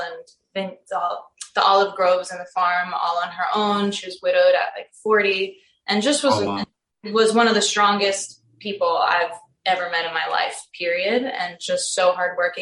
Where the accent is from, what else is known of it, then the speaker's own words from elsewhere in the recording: New Jersey, United States; also born or lived in Crete, Greece; So I was born in New Jersey.